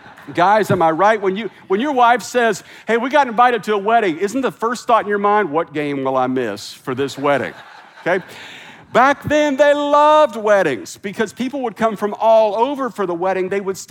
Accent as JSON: {"language": "English", "region": "Midwest", "country": "United States", "also_born_or_lived": "South", "lives_now": "California, United States", "said": "Now listen, I'm from the Midwest. I lived in the South."}